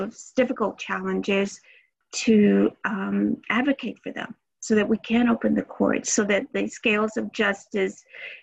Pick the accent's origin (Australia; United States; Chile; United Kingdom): United States; Houston, Texas; growing up in East Houston